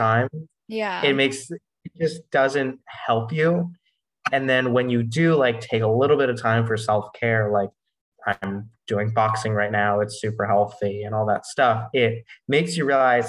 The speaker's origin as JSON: {"language": "English", "town": "Newton", "region": "Massachusetts", "country": "United States", "said": "I'm actually from Newton, Massachusetts"}